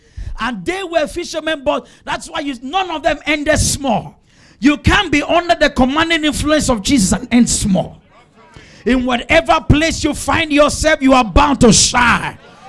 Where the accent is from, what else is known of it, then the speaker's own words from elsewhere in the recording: Obalende, Lagos, Nigeria; I grew up in Obalende. I saw my mate smoke and drink.